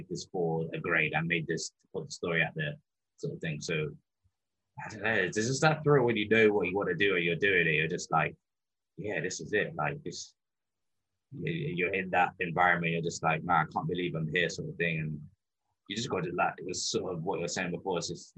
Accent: England, United Kingdom; growing up in England, obviously you watch football all the time.

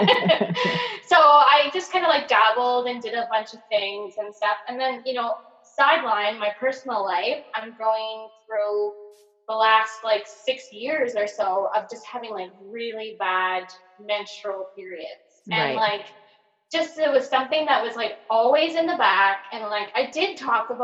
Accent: rural Nova Scotia, Canada; accent: very Nova Scotian; I grew up in like small rural Nova Scotia

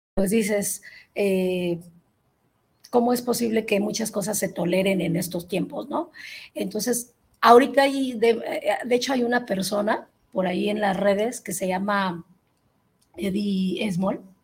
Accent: Mexico; como mexicana

